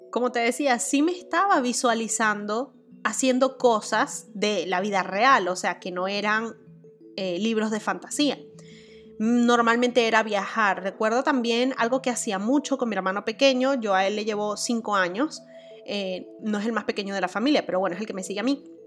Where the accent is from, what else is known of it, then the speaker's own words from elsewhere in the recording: Venezuela; moved away; yo actualmente esté viviendo en otro país que no es mi país natal